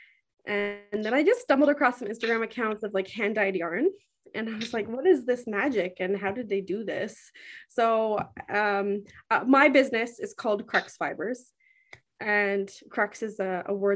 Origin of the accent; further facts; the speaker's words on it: Whitehorse, Yukon, Canada; I was born and raised here in the Yukon.